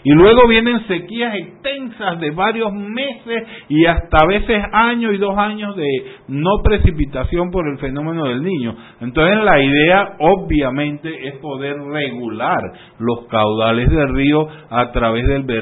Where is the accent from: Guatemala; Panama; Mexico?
Panama